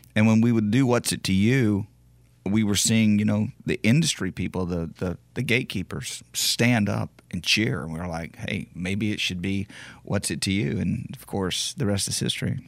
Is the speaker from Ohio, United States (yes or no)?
no; Beaumont, Texas, United States; … played in my hometown of, of Beaumont uh, on a show, and he actually knows I'm from there